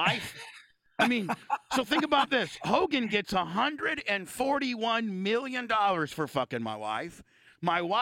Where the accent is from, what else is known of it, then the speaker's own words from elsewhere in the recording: Indiana, United States; I'm a Hoosier. I'm a fucking Hoosier.